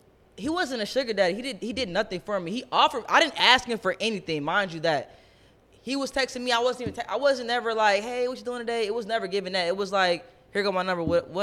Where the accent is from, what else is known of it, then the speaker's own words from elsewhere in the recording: Ohio, United States; I'm from the Midwest. I'm from Ohio.